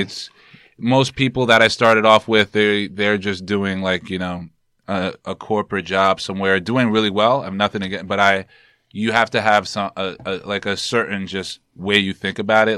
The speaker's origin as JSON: {"language": "English", "town": "New York City", "region": "New York", "country": "United States", "tie": "born or raised there", "said": "I'm from, I'm born and raised in Harlem"}